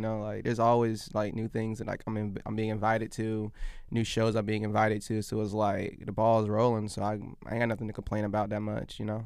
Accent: Virginia, United States; also born or lived in Abbeville, Alabama; we were there probably until I was in, I think my, my, maybe my, my first, my, my first grade, first grade.

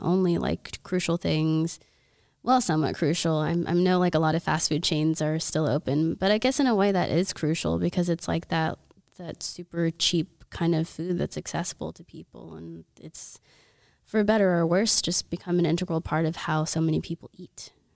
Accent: Oklahoma, United States; moved away; I'm from Oklahoma, and everybody out there is, like, you know, survivalist mentality

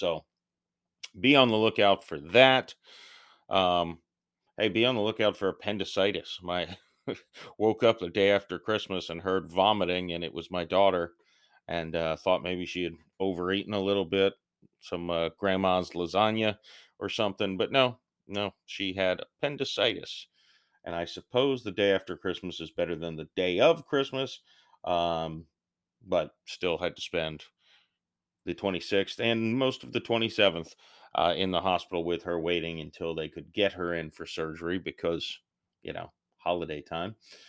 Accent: St. Petersburg, Florida, United States; St. Petersburg, Florida.

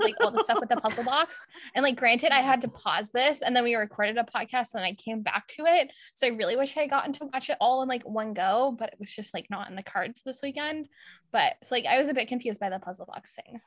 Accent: Ontario, Canada; I'm from Ontario

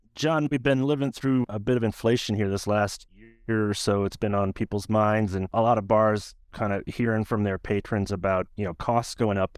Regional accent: Des Moines, Iowa, United States; my hometown of Des Moines, Iowa

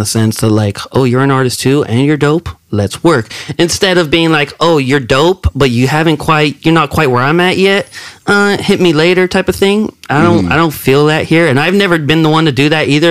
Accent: King City, California, United States; moved away as an adult; also born or lived in Salinas, California; now in Humboldt County, United States; if you ask me where you from, King City.

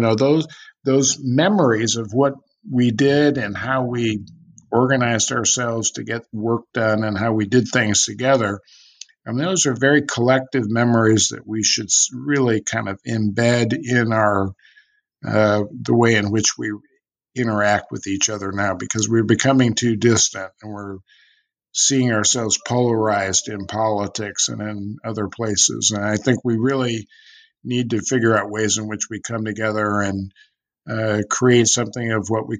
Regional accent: California, United States; I was growing up in California.

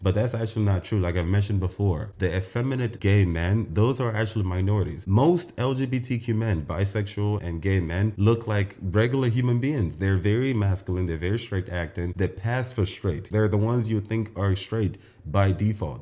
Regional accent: Nigeria; moved away; I was actually born and raised in Nigeria partly

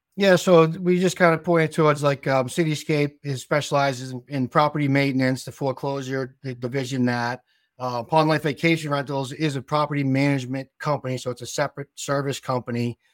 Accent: South Shore, Massachusetts, United States; accent: South Shore Massachusetts; now in New Hampshire, United States; we're from Massachusetts and we, we moved up to New Hampshire when we were very young

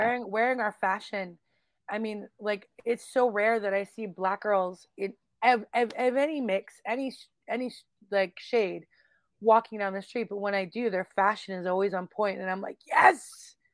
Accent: Calgary, Alberta, Canada; I grew up in Calgary, Alberta, Canada

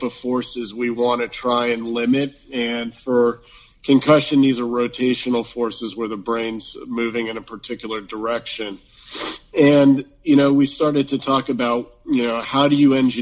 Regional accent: Florida, United States; moved away as an adult; also born or lived in Gainesville, Florida; now in Seattle, United States; I grew up in Florida, and, you know, we certainly love our football there

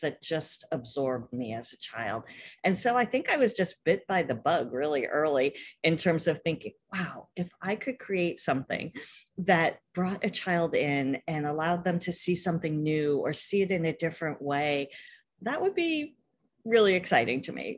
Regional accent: California, United States; I grew up out here in California

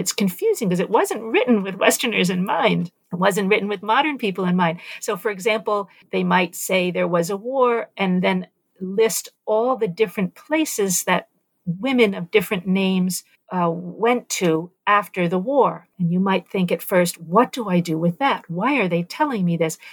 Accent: New York City, New York, United States; also born or lived in Nicaragua; as a young person growing up in New York City in the 1970s

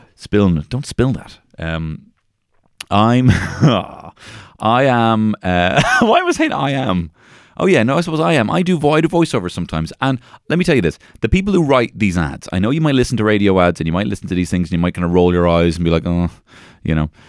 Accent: Ireland; I'm the Irish carrot top

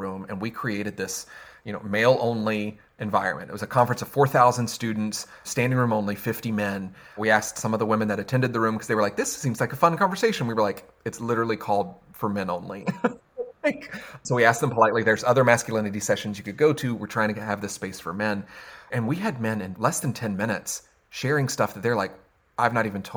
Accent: the South, United States; I'm from the South

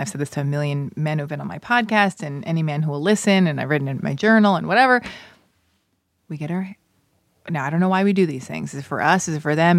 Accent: United States; I'm American

